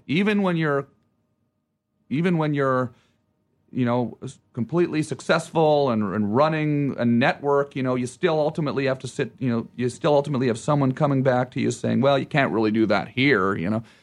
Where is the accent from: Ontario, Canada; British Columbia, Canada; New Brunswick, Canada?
Ontario, Canada; Ottawa; moved away; where I'm from and I say Ottawa